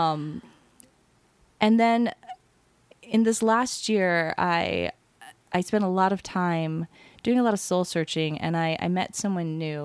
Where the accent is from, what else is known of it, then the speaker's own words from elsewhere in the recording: Hawaii, United States; moved away; I'm from Hawaii